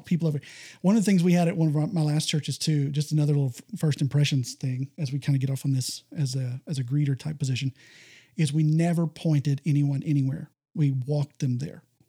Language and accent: English; Texas, United States; I, I grew up here in Texas